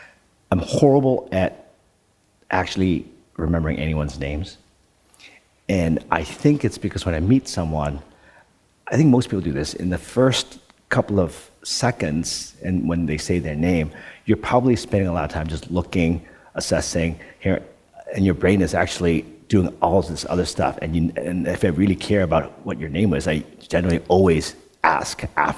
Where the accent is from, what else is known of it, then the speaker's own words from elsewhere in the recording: Netherlands; English is a second language; moved away; also born or lived in Canada; When I grew up in Holland, we had two TV stations, and the program didn't start until 10 o'clock or 9 o'clock or something in the morning.